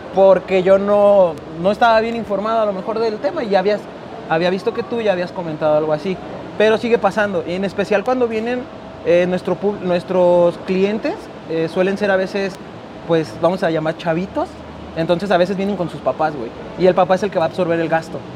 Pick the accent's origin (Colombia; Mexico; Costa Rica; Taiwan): Mexico; Guadalajara, Jalisco; somos de Guadalajara y aquí estamos.